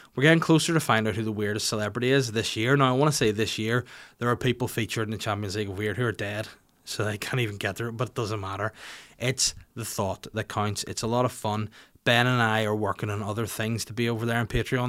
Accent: Bangor, Northern Ireland, United Kingdom; my hometown of Bangor

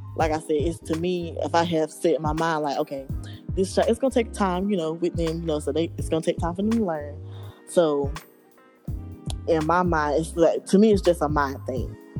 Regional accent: Roseboro, North Carolina, United States; I'm from Roseboro, North Carolina, a little small town

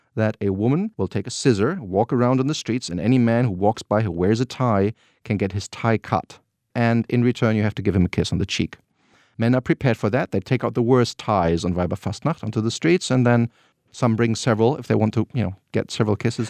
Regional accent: North Rhine-Westphalia, Germany; born or raised there

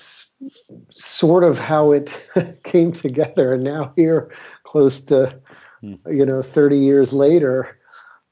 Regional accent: Miami, Florida, United States; moved away as an adult; now in California, United States; I grew up in Florida. I was raised in Miami

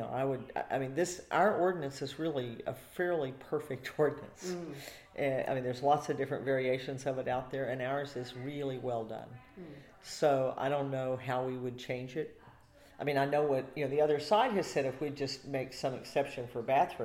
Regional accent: Houston, Texas, United States; I was born in Herman Hospital

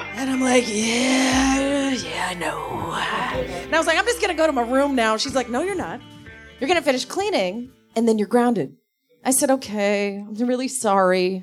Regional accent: Davenport, Iowa, United States; I am from Davenport, Iowa. I grew up in a trailer park

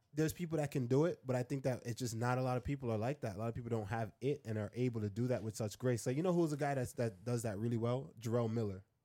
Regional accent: Jamaica; moved away; also born or lived in Queens, New York, United States; I grew up in Jamaica, then I came and I lived in, I lived in Queens

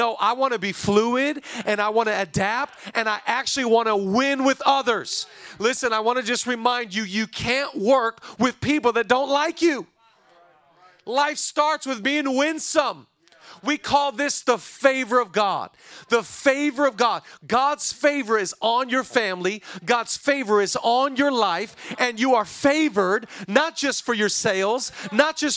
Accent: Oak Harbor, Washington, United States; now in Los Angeles, United States; I grew up on a small island in the state of Washington. I grew up on Whidbey Island, one of the San Juan Islands

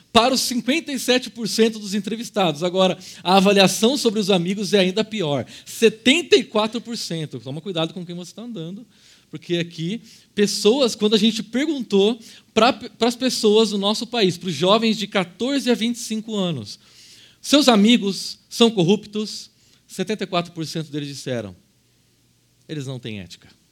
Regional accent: Brazil

